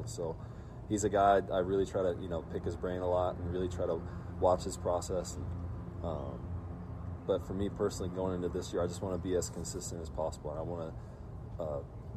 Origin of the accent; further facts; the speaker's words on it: Portland, Oregon, United States; we grew up in the Northwest